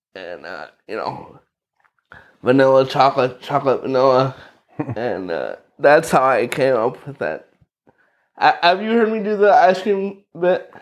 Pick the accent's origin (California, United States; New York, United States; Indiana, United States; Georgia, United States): Indiana, United States; Knox; born or raised there; also born or lived in Valparaiso, Indiana / Lakeville, Indiana